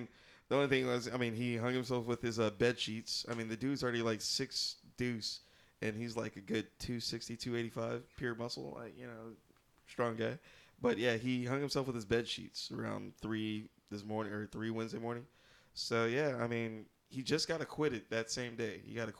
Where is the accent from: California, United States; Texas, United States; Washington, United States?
Texas, United States; As a Texan, I'm happy to hear that.